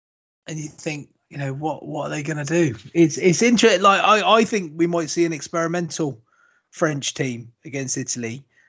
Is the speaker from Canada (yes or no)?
no; Australia